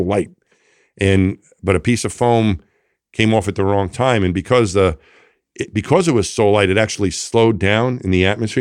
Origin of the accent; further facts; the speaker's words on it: Franklin Square, New York, United States; moved away; I grew up just outside of Queens, New York City, in a town called Franklin Square